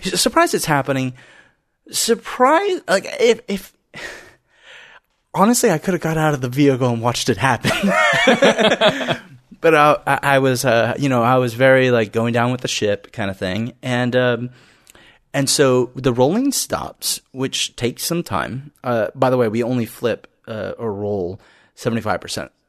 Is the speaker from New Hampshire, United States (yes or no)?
no; Florida, United States; we grew up in Florida